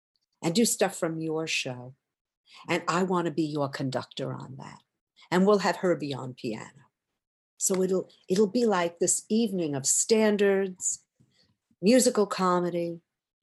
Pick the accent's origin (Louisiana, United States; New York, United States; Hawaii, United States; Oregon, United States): New York, United States; the Catskills; moved away; as a kid, I came from the Catskills